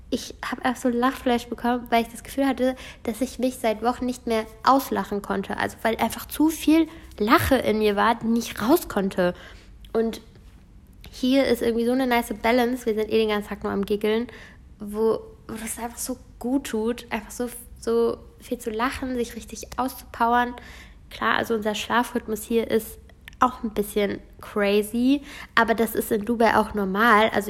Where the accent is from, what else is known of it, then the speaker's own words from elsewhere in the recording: United States; born there; Aber ich bin ähm, Amerikanerin, also ich wurde in Amerika geboren. Das heißt, ich äh, habe auch die Staatsbürgerschaft und eben auch die deutsche.